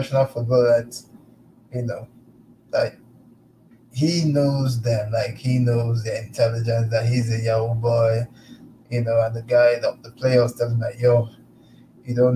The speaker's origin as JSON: {"language": "English", "region": "Lagos", "country": "Nigeria", "tie": "born or raised there", "also_born_or_lived": "Abia State", "said": "I grew up in Lagos, but I'm from Abia State"}